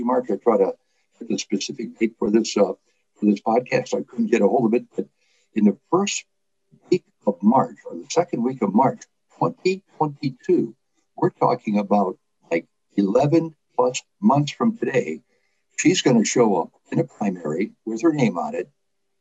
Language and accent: English; Detroit, Michigan, United States; also born or lived in Lithuania; I came in from Detroit, I was raised in Detroit, integrated